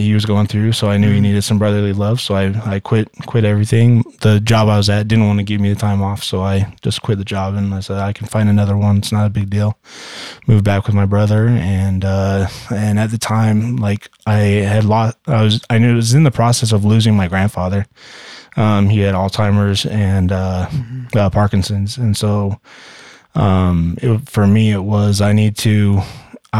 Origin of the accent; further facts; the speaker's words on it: Las Vegas, Nevada, United States; moved away; also born or lived in St. George, Utah / Orem, Utah / Sandy, Utah; I was born and raised in Vegas and then moved to St. George, Utah.